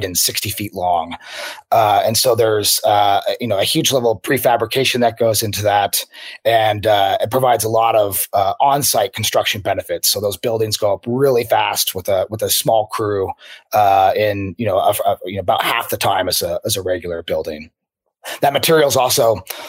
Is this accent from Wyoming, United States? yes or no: no; Spokane, Washington, United States; moved away; also born or lived in San Francisco / Seattle; So I grew up in Spokane, Washington, and Eastern Washington